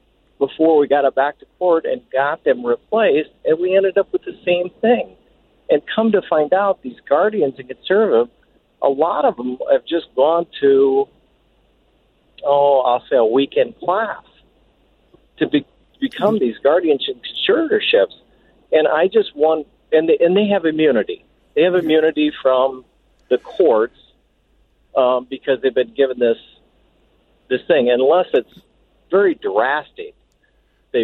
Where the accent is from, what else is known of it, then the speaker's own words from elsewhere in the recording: Iowa, United States; I'm from Iowa